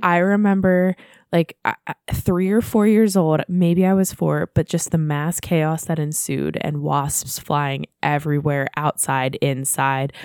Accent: United States; us being American

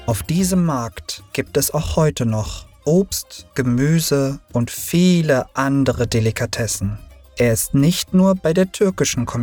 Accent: Turkey; now in Berlin, Germany; Ich wurde in der Türkei geboren. Ich lebte dort bis 1990 mit meinen Eltern. Doch dann trennten sie sich und meine Mutter und ich zogen auch nach Berlin.

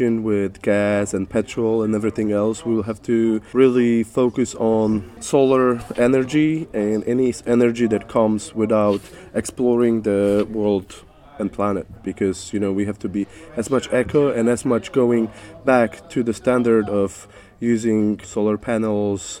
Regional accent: Poland; I come from Poland and represent Sonte Poland

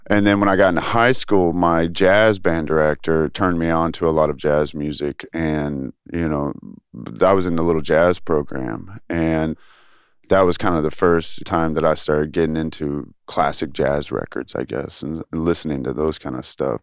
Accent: Tyler, Texas, United States; also born or lived in Dallas, Texas / Flower Mound, Texas; now in Austin, United States; I went to high school in Tyler, Texas

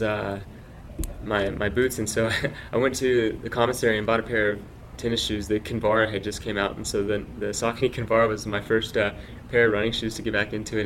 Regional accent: Dallas Fort Worth area, Texas, United States; I grew up in Texas, and so uh, I uh, grew up in Dallas Fort Worth area

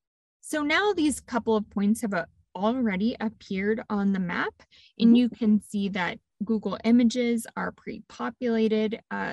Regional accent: Texas, United States; Yes, I'm from Texas originally

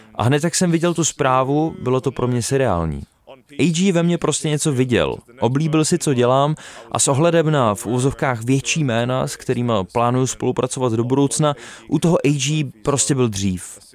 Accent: United Kingdom; jsem se narodil v Británii

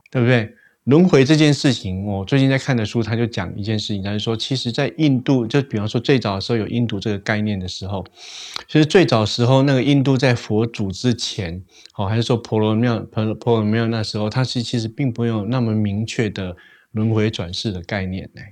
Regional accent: Taiwan; 我们那个台湾人都会讲说死掉之后下一世啊

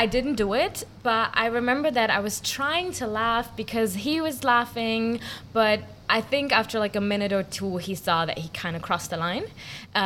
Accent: Germany; moved away as an adult; now in Singapore; I'm from Germany

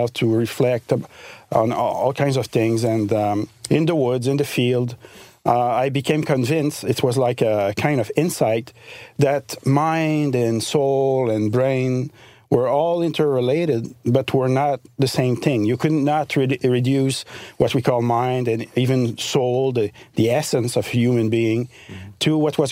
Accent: Eastern Townships, Quebec, Canada; A region of province of Quebec called Eastern Township. It's near the border with Vermont, actually.

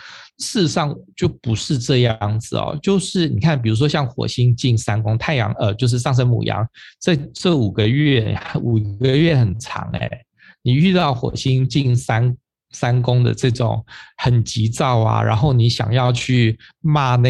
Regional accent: Taipei, Taiwan; 我们就说以我们台北人啊，就是最和平的。

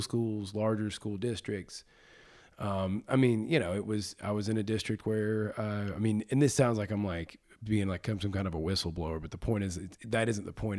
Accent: Birmingham, Alabama, United States; I was born and raised, born at Saint Vincent's Hospital on the south side of Birmingham

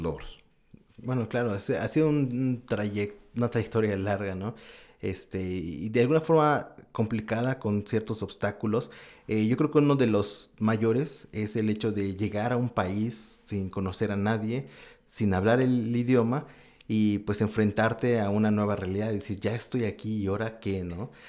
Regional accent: Mexico; moved away as an adult; now in Osaka, Japan; como mexicano

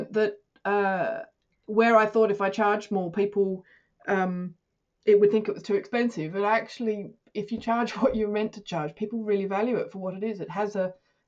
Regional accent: Australia; now in United Kingdom; being an Australian in the UK

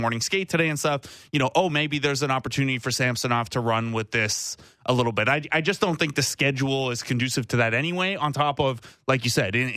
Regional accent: Cambridge, Ontario, Canada; I'm from Cambridge

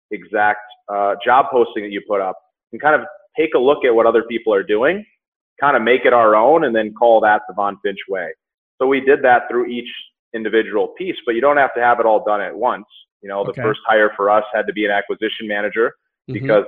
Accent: Minnesota, United States; moved away as an adult; also born or lived in Southern California; now in Denver, United States; I was born and raised in Minnesota

